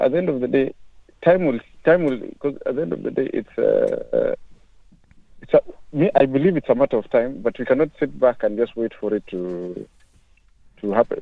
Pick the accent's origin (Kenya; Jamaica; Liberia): Kenya; now in United Kingdom; I am a black African. I'm a Kenyan uh, originally